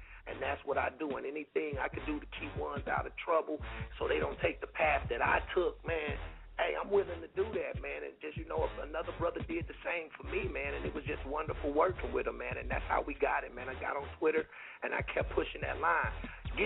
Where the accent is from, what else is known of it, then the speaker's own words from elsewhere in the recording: Oakland, California, United States; also born or lived in Chicago; I'm a Bay Boy, man. I'm from Oakland, California